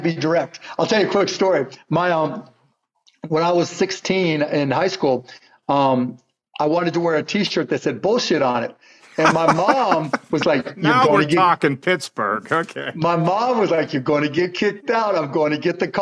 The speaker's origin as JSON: {"language": "English", "town": "Pittsburgh", "region": "Pennsylvania", "country": "United States", "tie": "born or raised there", "moved": "yes", "said": "I was born in Squirrel Hill. Then I moved to Scott Township, Birdland. Then I moved to Mount Lebanon"}